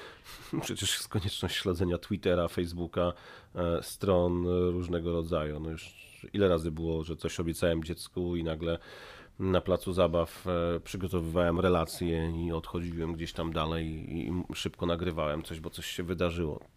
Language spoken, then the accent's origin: Polish; Poland; moved away as an adult; now in Washington, United States; a skąd ty jesteś? No i pada Polska